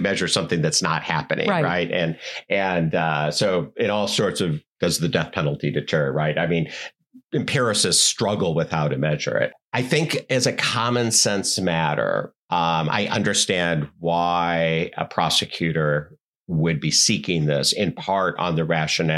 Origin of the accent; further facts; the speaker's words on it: Wisconsin, United States; I grew up in Wisconsin